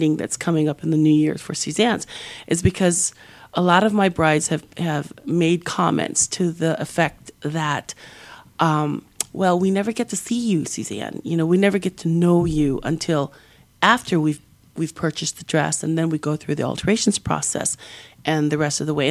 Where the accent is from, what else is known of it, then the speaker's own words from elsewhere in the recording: Hawaii, United States; moved away; I come from Hawaii. Like, we were poor